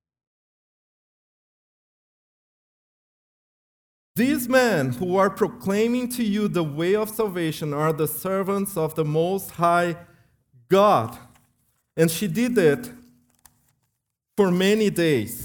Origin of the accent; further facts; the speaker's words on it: Brazil; moved away; I came from Brazil